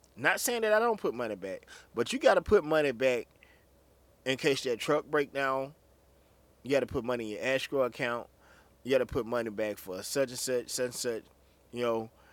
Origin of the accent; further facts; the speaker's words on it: Anguilla, Mississippi, United States; I was just a little boy from the country down a little town called Anguilla, Mississippi